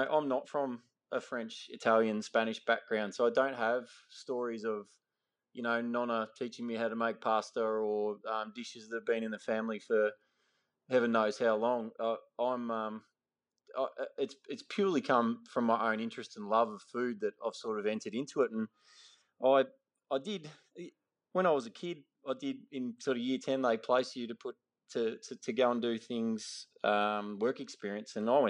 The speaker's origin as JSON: {"language": "English", "town": "Ballarat", "region": "Victoria", "country": "Australia", "tie": "born or raised there", "said": "I grew up in Western Victoria, in Ballarat. I'm one of four boys."}